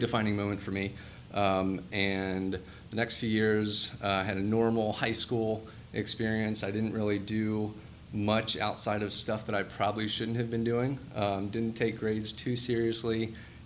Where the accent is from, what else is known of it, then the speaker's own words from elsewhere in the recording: Cincinnati, Ohio, United States; I grew up in Cincinnati